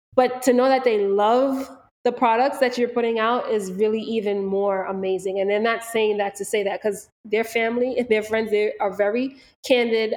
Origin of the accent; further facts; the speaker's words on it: Valley Stream, New York, United States; we are from Long Island, we are from Valley Stream